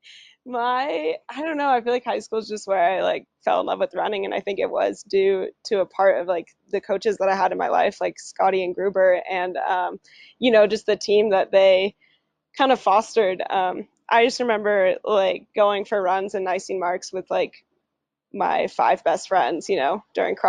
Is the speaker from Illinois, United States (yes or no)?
no; Santa Cruz, California, United States; I grew up in Santa Cruz, California